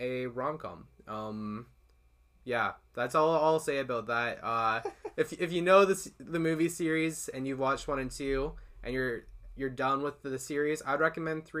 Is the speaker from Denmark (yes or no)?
no; Winnipeg, Manitoba, Canada; moved away; I'm originally from Winnipeg, Manitoba in Canada